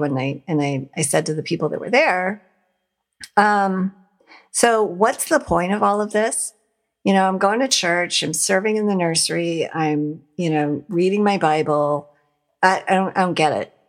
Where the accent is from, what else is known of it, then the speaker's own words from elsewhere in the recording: Montana, United States; now in Ohio, United States; I was an atheist and I grew up in Montana